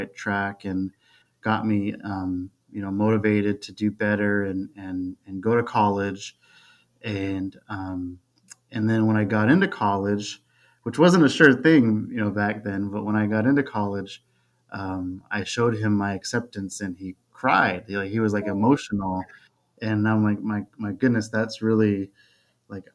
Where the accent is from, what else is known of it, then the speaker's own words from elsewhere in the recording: Fremont, California, United States; born and raised in Fremont, California